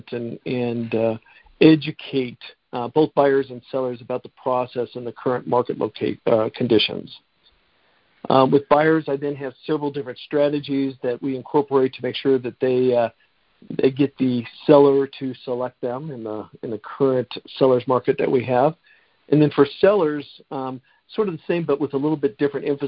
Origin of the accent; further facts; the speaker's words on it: Denver, Colorado, United States; I grew up in South Denver